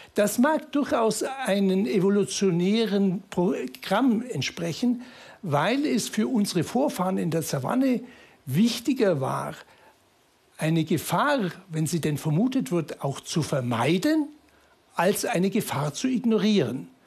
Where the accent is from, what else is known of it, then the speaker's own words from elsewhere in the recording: Munich, Bavaria, Germany; bin ich aus München